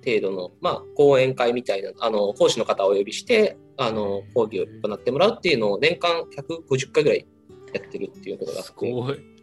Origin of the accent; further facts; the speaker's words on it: Unnan, Shimane, Japan; moved away as an adult; also born or lived in Matsue, Japan; now in Tokyo, Japan; 島根県の雲南市というところの出身です